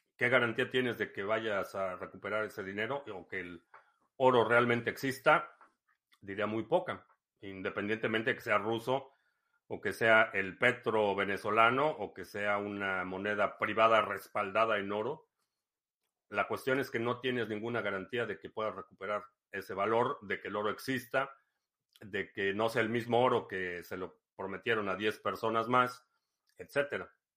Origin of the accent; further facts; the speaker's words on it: Mexico City, Mexico; crecí en la Ciudad de México